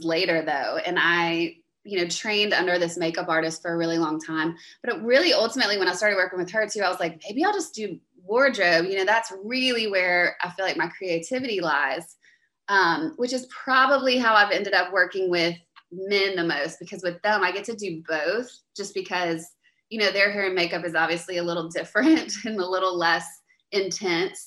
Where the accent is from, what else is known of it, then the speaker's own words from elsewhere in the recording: Louisiana, United States; I'm from Louisiana, so anyone from the States listening knows I'm kind of like a raging Cajun